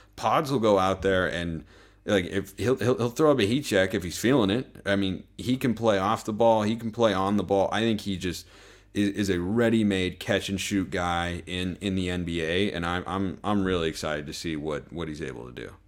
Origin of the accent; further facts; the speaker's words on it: Lake Oswego, Oregon, United States; moved away as an adult; now in Utah, United States; I grew up in Oregon, you know, in Lake Oswego, just south of Portland, so that's where, like, home, home is.